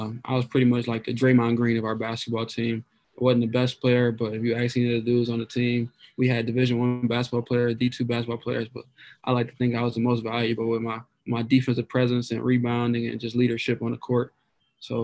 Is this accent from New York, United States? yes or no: no; Toledo, Ohio, United States; I grew up kind of on the south and west side of Toledo, just kind of inner city of Toledo